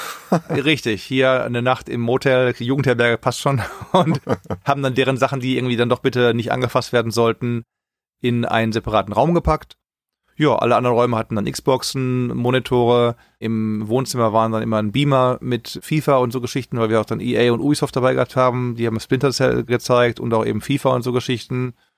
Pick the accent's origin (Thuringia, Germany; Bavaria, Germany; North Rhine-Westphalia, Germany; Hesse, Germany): North Rhine-Westphalia, Germany; Essen; moved away as an adult; also born or lived in Long Beach, United States; now in San Francisco, United States; Geboren in Essen, im schönen Ruhrgebiet.